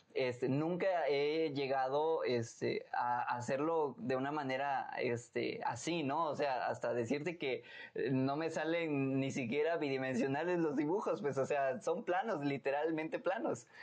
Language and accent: Spanish; Tuxtla Gutiérrez, Chiapas, Mexico; en Tuxtla, donde yo nací